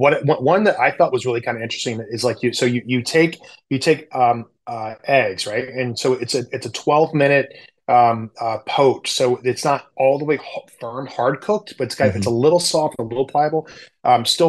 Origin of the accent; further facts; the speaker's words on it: the South, United States; I grew up in the South